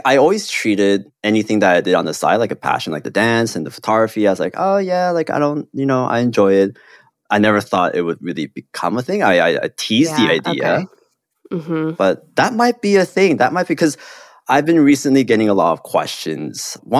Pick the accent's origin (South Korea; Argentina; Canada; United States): South Korea; also born or lived in Hong Kong; I grew up in Korea and Hong Kong, and I have, like, very stereotypically Korean parents